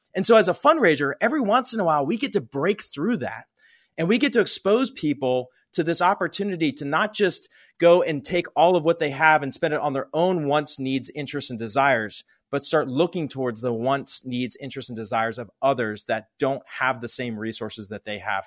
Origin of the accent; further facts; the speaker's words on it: Pittsburgh, Pennsylvania, United States; I grew up in Pittsburgh, Pennsylvania.